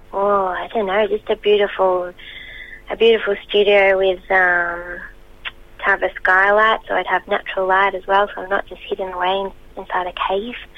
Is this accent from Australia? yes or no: yes; Albury Wodonga, Australia; I grew up in Albury Wodonga, which is sort of on the border of New South Wales and Victoria